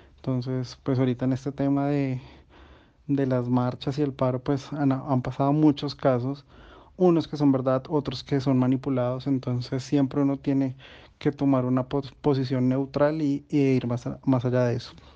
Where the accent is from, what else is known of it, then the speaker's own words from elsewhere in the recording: Colombia; nosotros como colombianos